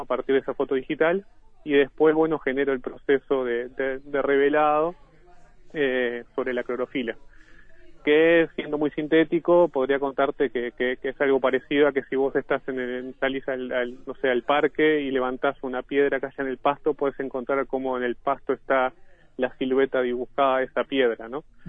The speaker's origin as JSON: {"language": "Spanish", "town": "Ciudad de la Costa", "region": "Canelones", "country": "Uruguay", "tie": "born or raised there", "said": "del mismo lugar donde, donde yo nací y vivo actualmente, que es la zona de cinturón de balnearios, Lago Mar, Solimar, Pinar, Ciudad de la Costa en general"}